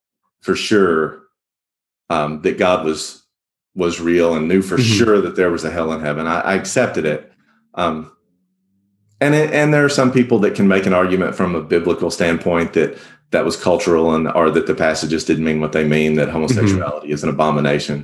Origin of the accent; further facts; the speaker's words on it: the South, United States; growing up in the Church of Christ in the South